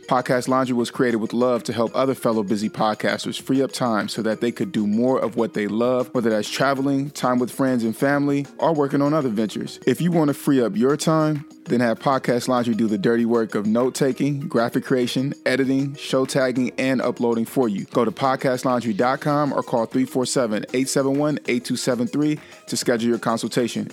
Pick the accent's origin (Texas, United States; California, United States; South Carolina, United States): California, United States; Vallejo; she's actually from my hometown